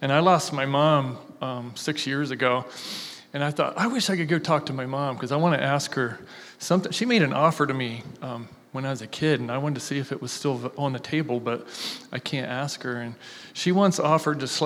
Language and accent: English; Logan, Ohio, United States; I'm born and raised in Logan, Ohio